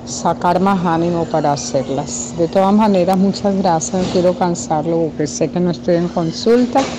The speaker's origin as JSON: {"language": "Spanish", "country": "Colombia", "moved": "yes", "lives_now": "Miami, United States", "said": "soy colombiana."}